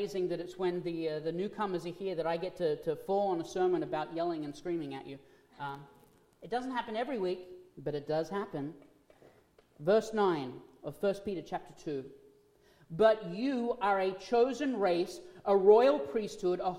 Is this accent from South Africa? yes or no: no; Australia; moved away; I'm from Australia. As being from Australia, we are still part of the monarchy under the Queen